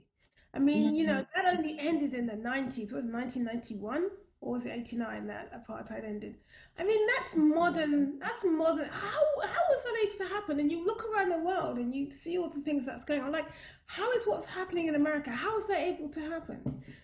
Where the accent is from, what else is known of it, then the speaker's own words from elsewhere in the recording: London, United Kingdom; I was raised in Brixton.